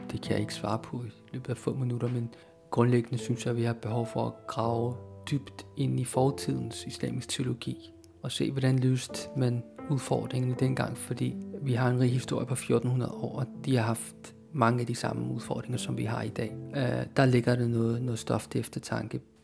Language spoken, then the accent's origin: Danish; Denmark; jeg er opvokset i Danmark